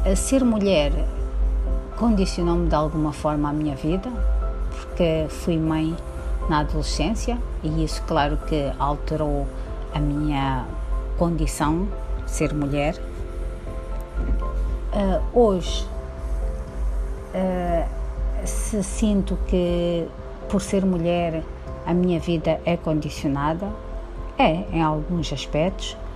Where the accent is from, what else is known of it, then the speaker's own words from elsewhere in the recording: Mozambique; tenho 50 anos, sou moçambicana